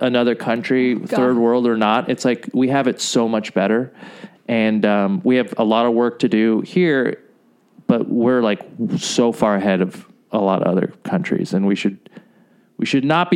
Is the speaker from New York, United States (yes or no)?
no; Southern California, United States; English is a second language; also born or lived in Jordan / Saudi Arabia / Florida; we moved to California, Southern California, in 1993